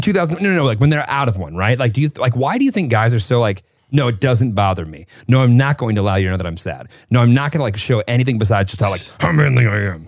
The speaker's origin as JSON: {"language": "English", "region": "Northern Illinois", "country": "United States", "tie": "born or raised there", "also_born_or_lived": "Kentucky", "moved": "as an adult", "said": "I grew up in Northern Illinois and I went to school in Kentucky"}